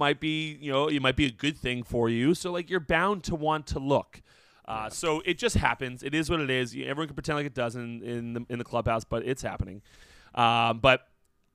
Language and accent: English; New Jersey, United States; I'm from New Jersey.